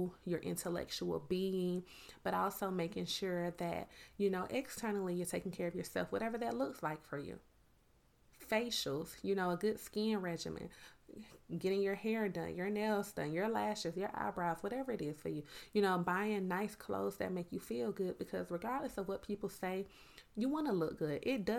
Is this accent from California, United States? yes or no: no; Miami, Florida, United States; now in Georgia, United States; it's so funny because I'm originally from Miami, Florida. When I would go home to my family in Miami, it's like, you talk country. But when I would come back to Georgia, it's like, you talk a little different.